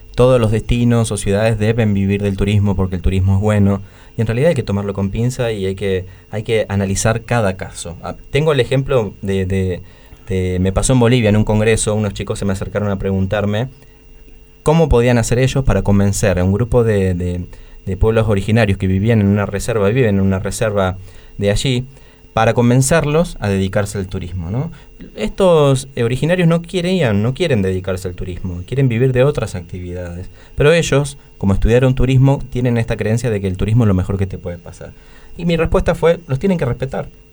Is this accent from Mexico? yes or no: no; Argentina